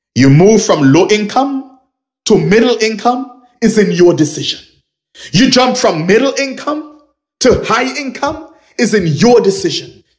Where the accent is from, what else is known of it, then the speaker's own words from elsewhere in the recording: Nevis, St. Kitts & Nevis; I am originally from Nevis or I'm from Nevis